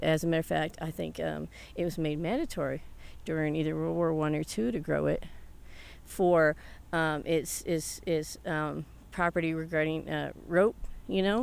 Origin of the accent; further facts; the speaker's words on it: the South, United States; now in Alcalde, United States; I was raised in the South